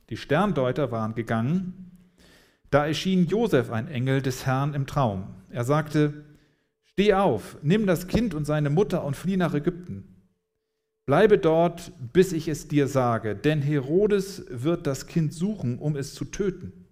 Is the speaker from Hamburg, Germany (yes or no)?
yes; Hamburg, Germany; now in Freiburg, Germany; als ich vor dreieinhalb Jahren hier nach, nach Freiburg kam oder in den Süden, wir sind hier in Hamburg aufgewachsen